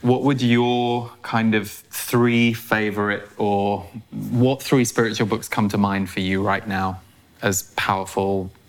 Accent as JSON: {"language": "English", "country": "United Kingdom", "said": "being a Brit."}